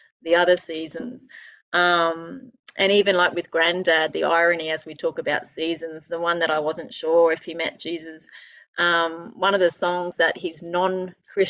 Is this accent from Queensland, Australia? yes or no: yes; Queensland, Australia; I'm a Queenslander, born and bred